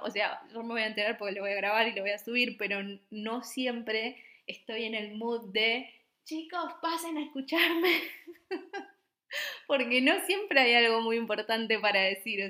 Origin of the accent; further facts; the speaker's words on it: Misiones, Argentina; moved away as an adult; also born or lived in Buenos Aires, Argentina; now in Copenhagen, Denmark; yo soy de Misiones.